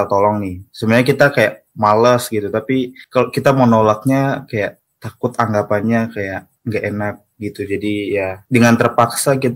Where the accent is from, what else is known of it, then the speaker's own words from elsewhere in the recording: Jayapura, Papua, Indonesia; Sebenarnya kita ini sama-sama orang Jayapura